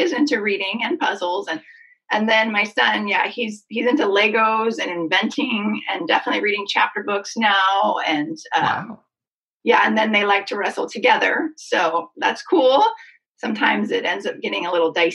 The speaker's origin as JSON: {"language": "English", "town": "Seattle", "region": "Washington", "country": "United States", "said": "I'm fully myself from Seattle, white girl"}